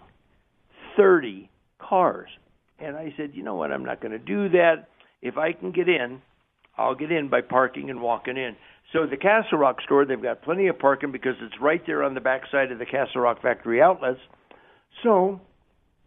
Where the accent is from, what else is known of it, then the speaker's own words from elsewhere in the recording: Southern California, United States; now in Colorado, United States; I grew up in Southern California.